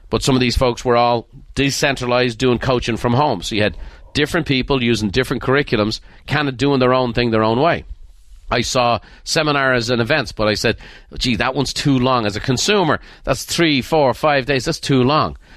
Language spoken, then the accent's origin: English; Ireland; moved away; Being Irish